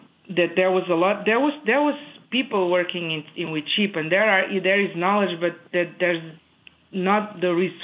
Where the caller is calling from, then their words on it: Monroe, Wisconsin, United States; moved away as an adult; I'm calling from Monroe, Wisconsin. I moved here 3 years ago.